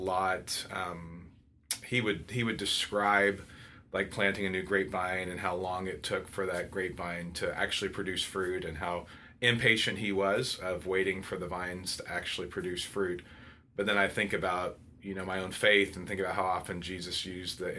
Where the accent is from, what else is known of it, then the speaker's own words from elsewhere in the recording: Fresno, California, United States; also born or lived in Santa Clara, California; I grew up in Fresno, California.